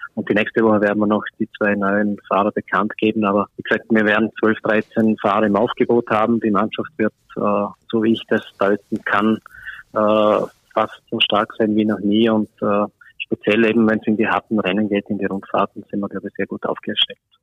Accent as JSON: {"language": "German", "country": "Austria", "said": "bei uns in Österreich"}